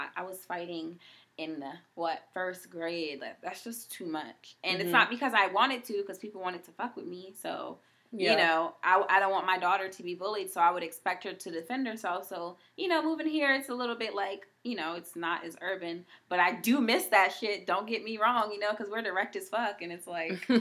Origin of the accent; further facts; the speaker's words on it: Haiti; first language Haitian Creole; English is a second language; also born or lived in Maryland, United States; now in Washington State, United States; Being from Haiti and, like, you know, that being my first language, living in Maryland